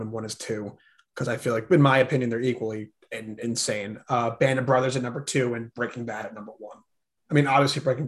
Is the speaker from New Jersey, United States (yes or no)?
yes; New Jersey, United States; I'm from Jersey.